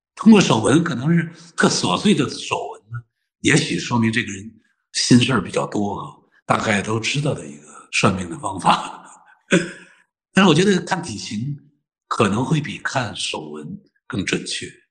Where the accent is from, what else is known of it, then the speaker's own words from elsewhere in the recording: northern China, China; moved away; 我是个北方人，我的妈妈是个东北老太太